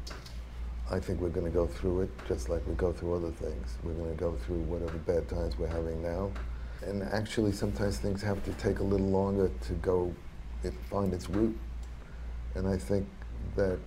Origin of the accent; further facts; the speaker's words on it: United States; as an American